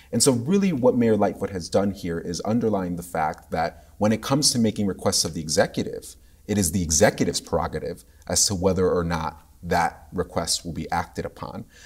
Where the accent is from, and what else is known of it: Chicago, Illinois, United States